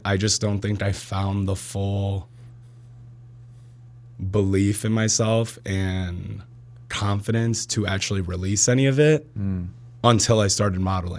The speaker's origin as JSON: {"language": "English", "town": "Plainfield", "region": "Illinois", "country": "United States", "tie": "born or raised there", "said": "I went to school in Plainfield my whole life."}